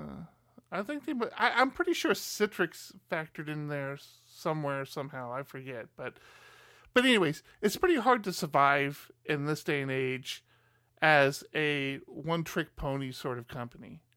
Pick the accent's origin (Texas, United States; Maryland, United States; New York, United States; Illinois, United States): Maryland, United States; moved away; I'm originally from Maryland